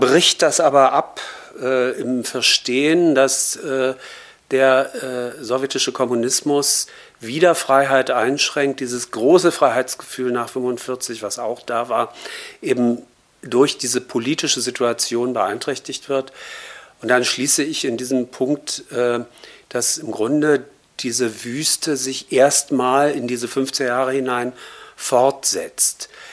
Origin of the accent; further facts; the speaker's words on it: Berlin, Germany; ich bin 1960 in Westberlin geboren